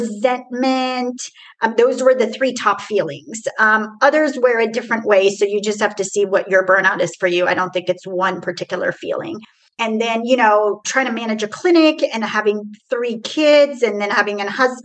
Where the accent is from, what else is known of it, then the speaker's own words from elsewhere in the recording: Tehran, Tehran Province, Iran; now in Houston, United States; I am originally from Iran, Tehran. So I was not born in here. So I'm a first generation immigrant. And I literally came from Iran to Houston.